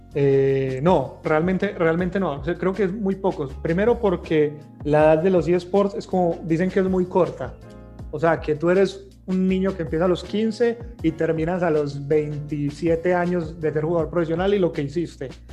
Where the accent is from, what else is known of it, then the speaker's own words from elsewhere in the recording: Colombia; Como latinoamericanos y como colombianos